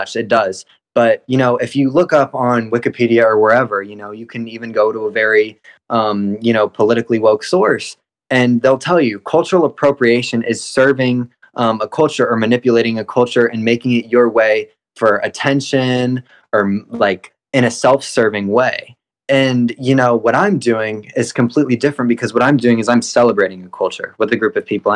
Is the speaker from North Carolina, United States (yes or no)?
yes; Apex, North Carolina, United States; I was born and raised here in North Carolina, Apex, North Carolina.